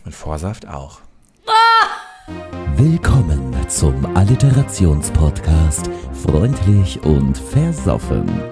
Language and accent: German; Oldenburg, Lower Saxony, Germany; ich komme aus Oldenburg